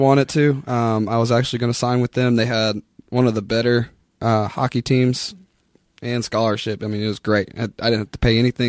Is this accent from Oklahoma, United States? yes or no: yes; Oklahoma City, Oklahoma, United States; I grew up here in Oklahoma City. I went to PC North High School.